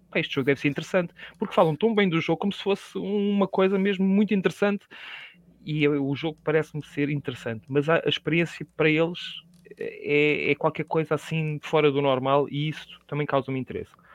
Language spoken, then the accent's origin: Portuguese; Portugal; sou português